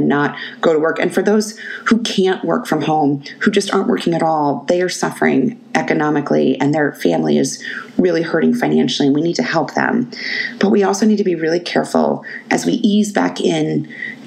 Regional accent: Arizona, United States; I'm also born and raised in Arizona

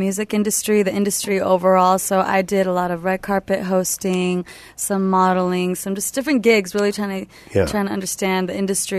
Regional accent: Modesto, California, United States; also born or lived in San Jose, California; Born in San Jose, raised in Modesto.

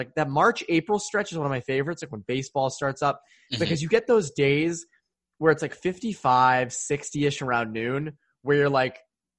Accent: MetroWest, Massachusetts, United States; now in Western Massachusetts, United States; Yeah, I'm from the Metro West, so my family was telling me how much snow they got.

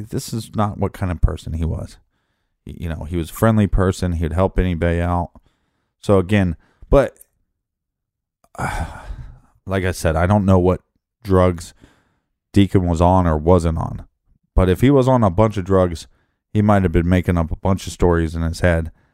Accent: Richmond, Midwest, United States; moved away; I was from Richmond, forty thousand people

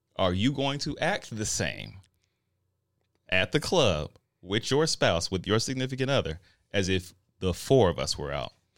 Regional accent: Denver, Colorado, United States; I'm from Denver.

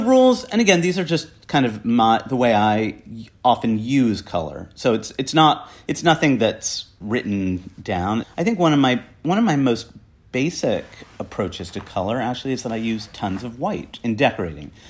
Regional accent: New Jersey, United States; now in New York, United States; I was brought up in a crappy farm town in New Jersey.

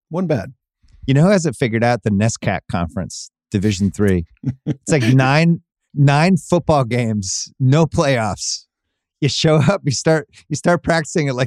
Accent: Fort Worth, Texas, United States; I was growing up in Fort Worth

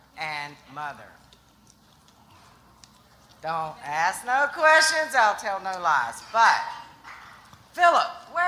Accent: South Georgia, United States; moved away; I'm from the area, but I've been gone 28 years.

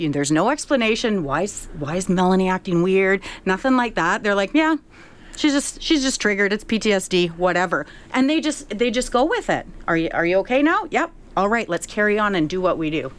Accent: Saskatchewan, Canada; growing up in Saskatchewan, I've always been a proud Canadian

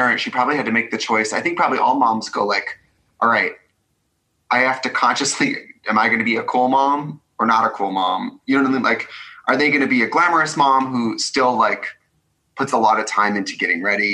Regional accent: Midwest, United States; I'm from the Midwest

